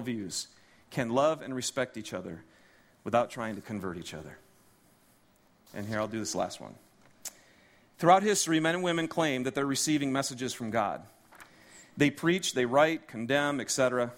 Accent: Detroit, Michigan, United States; I'm from Detroit originally, and we have some video footage of some of the religious leaders in the Detroit community that we had done with my church back there

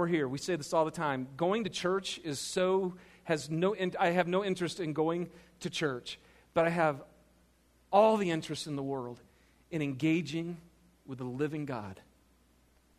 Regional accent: Michigan, United States; moved away; I'm from Michigan.

